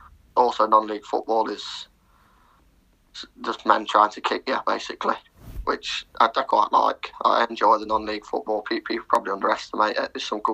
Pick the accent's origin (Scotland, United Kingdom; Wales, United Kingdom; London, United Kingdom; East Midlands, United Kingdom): East Midlands, United Kingdom; Mansfield; I'm from Mansfield